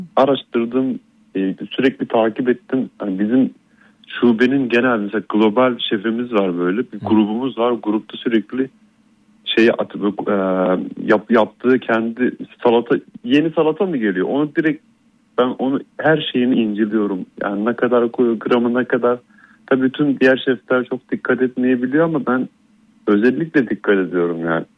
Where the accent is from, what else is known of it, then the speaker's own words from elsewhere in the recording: Istanbul, Turkey; moved away as an adult; now in Sofia, Bulgaria; İstanbul'da büyüdüm